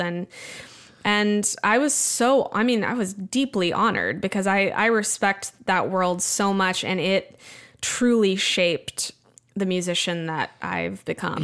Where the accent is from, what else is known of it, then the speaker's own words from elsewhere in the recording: Wimberley, Texas, United States; moved away; also born or lived in Austin; Wimberley in Texas, my hometown